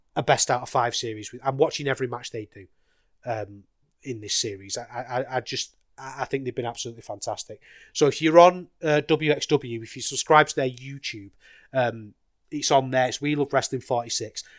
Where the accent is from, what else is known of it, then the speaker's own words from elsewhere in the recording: United Kingdom; a British wrestling fan